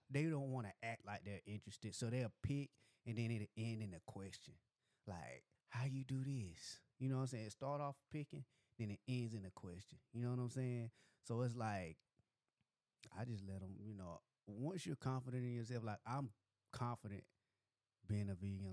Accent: Dillon, South Carolina, United States; now in Greenville, United States; I'm from Dillon, South Carolina.

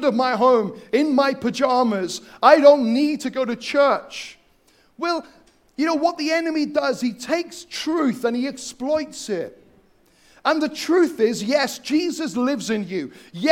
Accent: Wales, United Kingdom; I'm from Wales. They're my people. There's a few of us

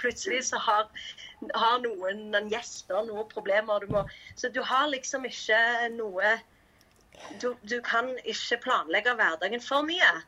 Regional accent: Stavanger, Rogaland, Norway; moved away as an adult; now in Cambodia; jeg er fra Stavanger

